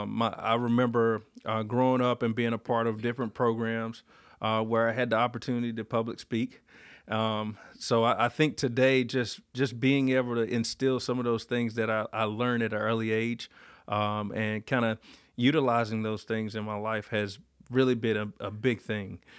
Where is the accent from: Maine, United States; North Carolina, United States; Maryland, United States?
North Carolina, United States; Warsaw; growing up in Duplin County